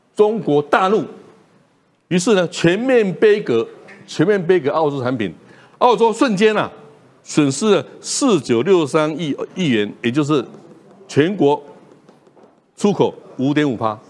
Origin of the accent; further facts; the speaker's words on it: Taiwan; 我们台湾人